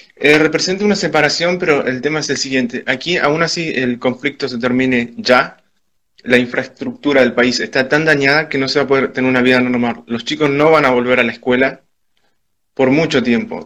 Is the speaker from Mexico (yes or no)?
no; Argentina; also born or lived in Spain; now in Ukraine; soy argentino y español